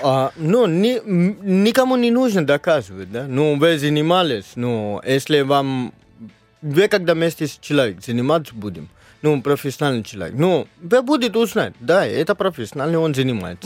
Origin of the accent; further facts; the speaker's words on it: Mumbai, Maharashtra, India; first language Marathi; Russian is a second language; now in Russia; я из Мумбай, штат Махараштра, и наш язык мараки